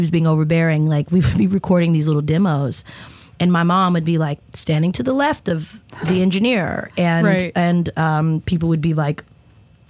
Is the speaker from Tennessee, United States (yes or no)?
yes; Columbia, Tennessee, United States; I grew up in Columbia